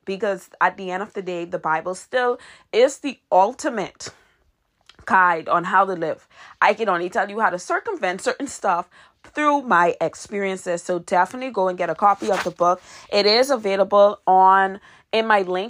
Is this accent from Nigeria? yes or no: no; Nassau, New Providence, Bahamas; my hometown, which is Nassau, Bahamas.